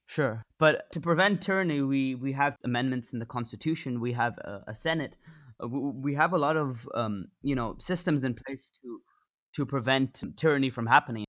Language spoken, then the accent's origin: English; India; I'm from India